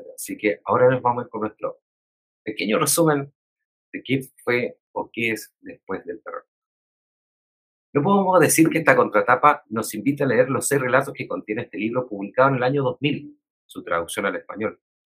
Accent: Chile; nos sucede a nosotras y nosotros como chilenos y chilenas

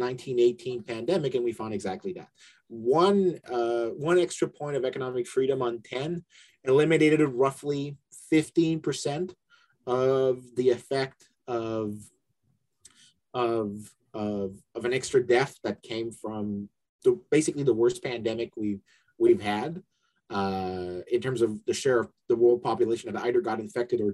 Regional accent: Canada; also born or lived in London; now in United States; I'm originally from Canada

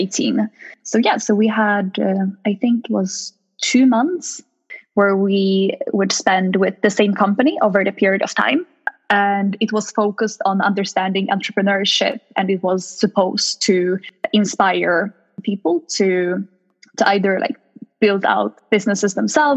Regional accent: Stockholm, Stockholm County, Sweden; also born or lived in Lund, Sweden; I'm born and raised in Sweden by Polish parents. So I'm a little bit of both. I grew up in a suburb of Stockholm

